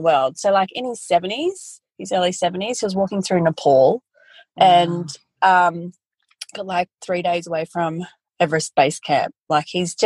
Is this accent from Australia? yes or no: yes; Brisbane, Queensland, Australia; I'm originally from Brisbane. I'm originally a city girl, but moved to the country when I was in my early 20s